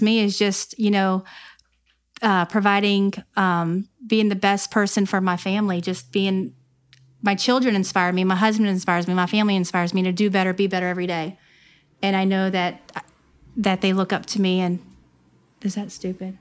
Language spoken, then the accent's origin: English; Newport News, Virginia, United States; now in Gloucester, United States; I'm from Newport News, Virginia, and I grew up in, uh, Hilton Village